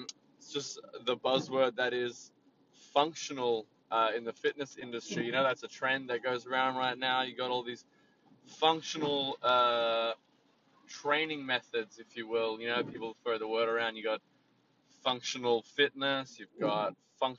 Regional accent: Sydney, New South Wales, Australia; I'm from Sydney

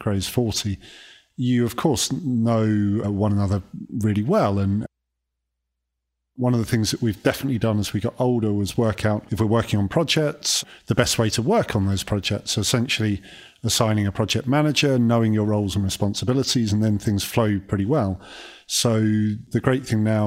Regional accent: Kent, South East England, United Kingdom; We grew up in Kent, so southeast of England, and it was 4 miles to the nearest shop

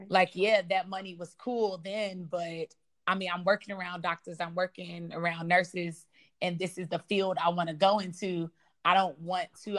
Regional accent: Chicago, Illinois, United States; I'm from the South Side of Chicago

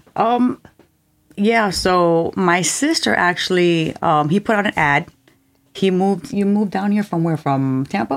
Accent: Cuba; moved away; I was born in Cuba and, uh, we didn't hear a lot of reggae music

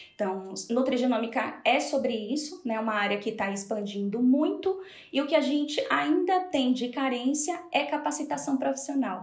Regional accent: Salvador, Bahia, Brazil; moved away as an adult; now in Spain; sou de Salvador, hoje moro na Espanha

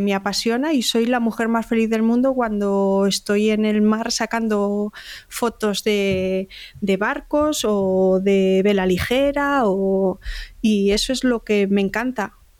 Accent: Salamanca, Castile and León, Spain; moved away as an adult; also born or lived in Bilbao / Galicia; now in Alicante, Spain; Yo nací en Bilbao, mis dos hermanos también, y cuando tenía seis años nos mudamos todos a Salamanca. Cuando crecí en Salamanca

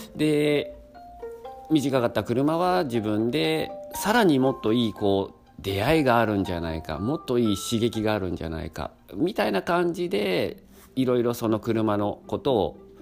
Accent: Kanto, Japan; now in Nagoya, Japan; 出身は関東でそして今ねこの名古屋で住んでお店も開業しております

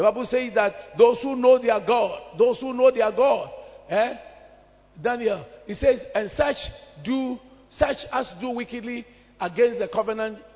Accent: Accra, Greater Accra, Ghana; When I was a young boy on Accra High Street there, Barclays Bank area, now it's called Absa

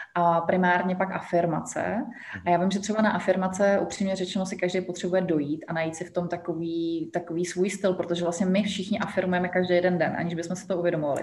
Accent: Czechia; moved away as an adult; now in Egypt; já jsem z Česka

